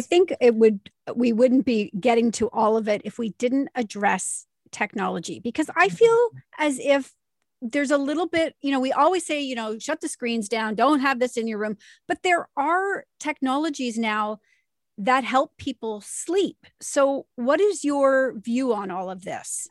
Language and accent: English; Canada; we're Canadian